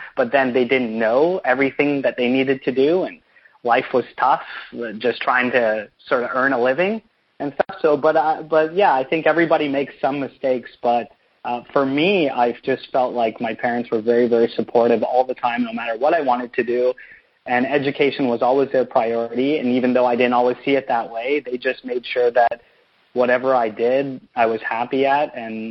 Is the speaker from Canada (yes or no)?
yes; Canada; growing up in Canada, ice hockey was sort of the first thing that you're going to get accustomed to.